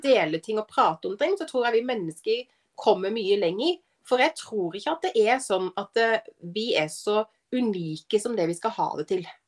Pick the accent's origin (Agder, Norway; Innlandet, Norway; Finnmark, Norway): Agder, Norway; Arendal; moved away as an adult; når jeg flytta fra Arendal for 14 år siden